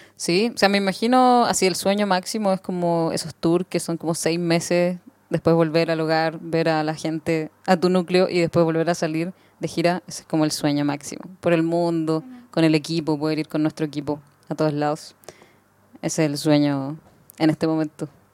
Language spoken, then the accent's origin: Spanish; Chile; somos de Chile